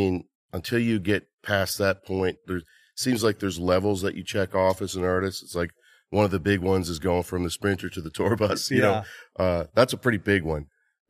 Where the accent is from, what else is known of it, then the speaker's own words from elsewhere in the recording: Nova Scotia, Canada; I grew up in Nova Scotia, Canada, {S0} yep, {S1} on an island called Cape Breton Island.